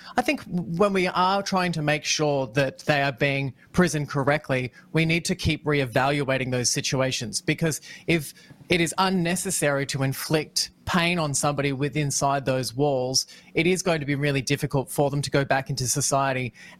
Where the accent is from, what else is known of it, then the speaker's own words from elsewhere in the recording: Australia; Like, is it that we're all Australian? But that's what I don't understand. We're all Aussie